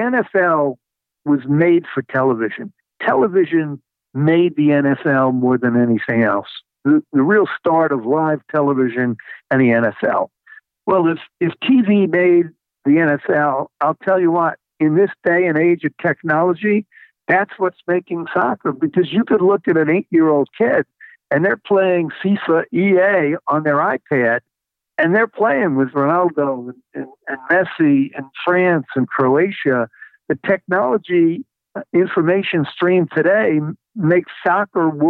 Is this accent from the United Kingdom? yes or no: no; New York, United States; I grew up in New York, a baseball fan, a football fan, a hockey fan.